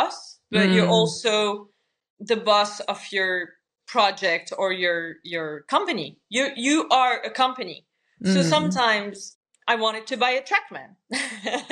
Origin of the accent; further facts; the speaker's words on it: Morocco; I'm from Morocco